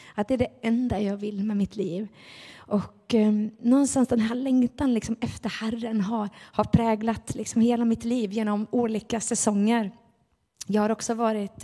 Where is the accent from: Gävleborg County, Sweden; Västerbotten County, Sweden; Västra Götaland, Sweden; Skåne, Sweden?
Västra Götaland, Sweden; Gothenburg; Vi var med i Finska pingstkyrkan när jag var barn inne i Göteborg